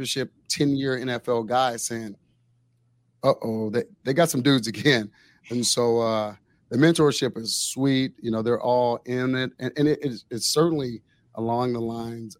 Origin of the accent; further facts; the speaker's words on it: Waco, Texas, United States; now in Austin, United States; I was born in Waco